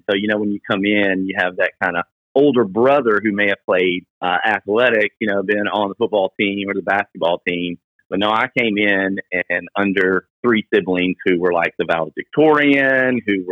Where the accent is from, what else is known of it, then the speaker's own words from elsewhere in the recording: Millington, Tennessee, United States; we grew up in Millington